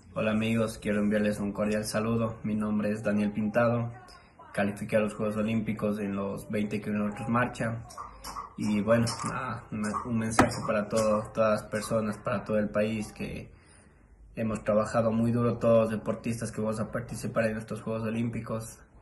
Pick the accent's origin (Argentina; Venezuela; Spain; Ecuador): Ecuador; como ecuatorianos